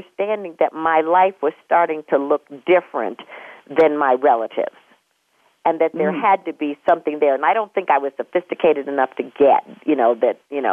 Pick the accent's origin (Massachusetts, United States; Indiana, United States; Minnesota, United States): Minnesota, United States; Minneapolis; I was born in Minneapolis